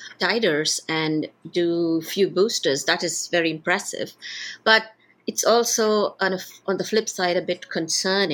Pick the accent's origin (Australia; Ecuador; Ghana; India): India; moved away as an adult; also born or lived in United States / United Kingdom; I'm originally from India